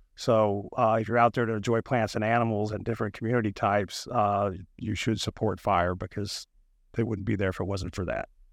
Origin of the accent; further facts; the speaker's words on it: North Alabama, United States; moved away as an adult; also born or lived in Auburn, Alabama; now in Florida, United States; I grew up in North Alabama, hunting and fishing and catching snakes and critters